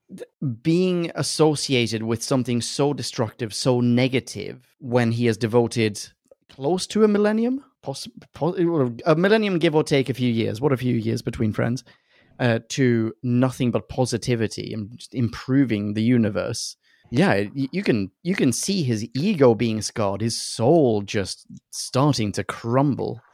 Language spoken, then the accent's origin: English; Sweden; I'm from Sweden